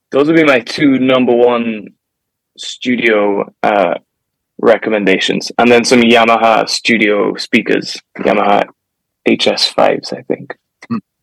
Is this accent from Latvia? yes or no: no; Gibraltar; now in Nashville, United States; I'm from Gibraltar